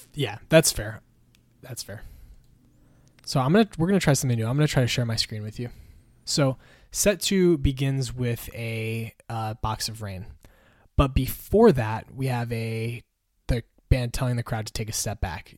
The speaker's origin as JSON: {"language": "English", "region": "Connecticut", "country": "United States", "tie": "born or raised there", "said": "from Hartford, from my home state"}